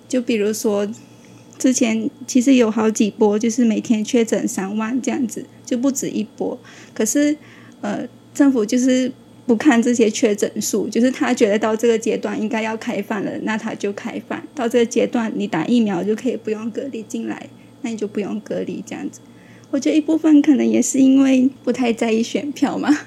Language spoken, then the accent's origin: Chinese; Malaysia; moved away as an adult; now in Taiwan; 我来自马来西亚